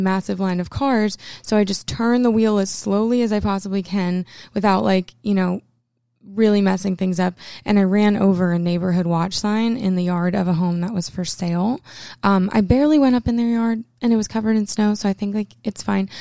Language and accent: English; Maine, United States; I'm from Maine.